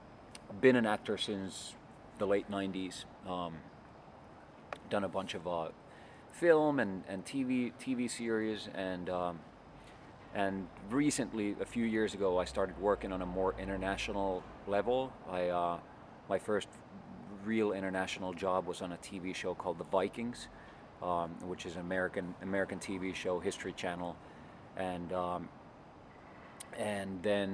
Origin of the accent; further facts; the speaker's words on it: Helsinki, Uusimaa, Finland; Here in Helsinki.